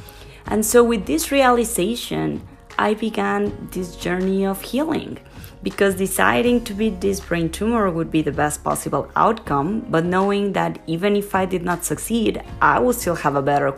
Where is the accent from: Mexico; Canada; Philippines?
Mexico; Mexico City; moved away as an adult; also born or lived in Italy / Argentina / Spain / Australia; now in United States; I am originally from Mexico City, but have been living in the United States for about 10 years. This is actually the seventh country I've lived in.